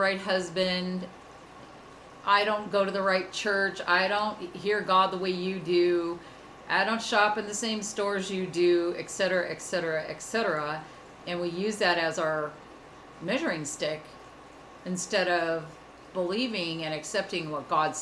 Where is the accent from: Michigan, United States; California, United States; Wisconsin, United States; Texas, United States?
California, United States; Southern; I grew up in Southern California, being a water baby, water skiing at the beach